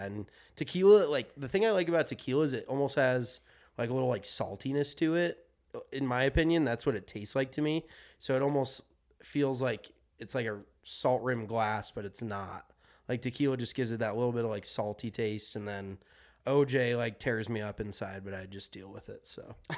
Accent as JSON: {"language": "English", "region": "Colorado", "country": "United States", "tie": "born or raised there", "said": "growing up in Colorado"}